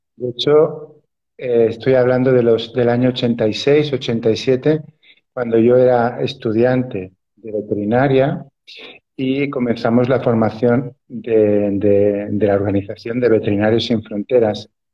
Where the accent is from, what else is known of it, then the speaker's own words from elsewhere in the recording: Barcelona, Catalonia, Spain; yo nací en la ciudad de Barcelona